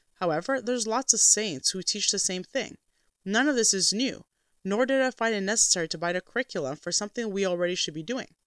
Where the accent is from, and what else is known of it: Canada